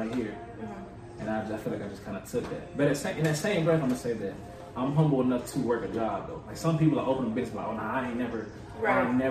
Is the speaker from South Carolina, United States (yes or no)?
yes; Hemingway, South Carolina, United States; also born or lived in Charleston, South Carolina / North Myrtle Beach, South Carolina / Myrtle Beach, South Carolina; I grew up actually in Hemingway, South Carolina